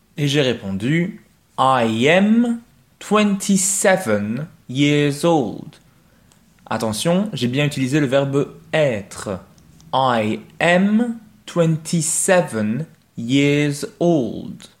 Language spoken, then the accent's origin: French; Belgium; also born or lived in Mons; I come from Belgium. I come from Belgium. I am Belgian